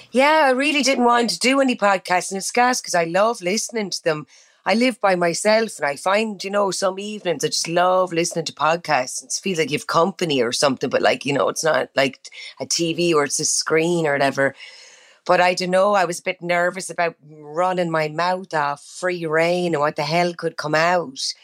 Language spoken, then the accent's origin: English; Ireland; accent: Irish; moved away as an adult; now in United States; I love going back to Ireland and I love acting in my own accent as well